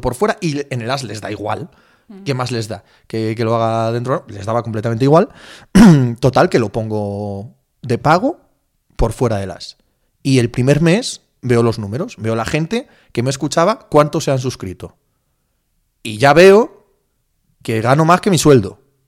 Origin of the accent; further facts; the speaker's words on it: Cangas de Narcea, Asturias, Spain; moved away as an adult; now in Madrid, Spain; yo soy un paisano de Cangas de Narcea, de Asturias